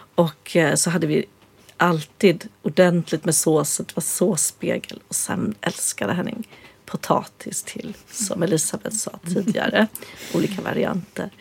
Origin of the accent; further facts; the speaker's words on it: Östergötland, Sweden; Jag växte ju upp som eh, vegan på 60-talet på landet i Östergötland